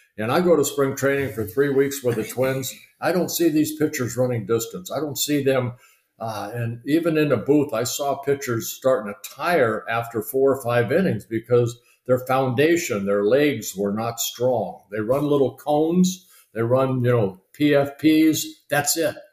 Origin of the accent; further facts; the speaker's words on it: Southern California, United States; also born or lived in Netherlands / Canada; I grew up in Southern California watching Koufax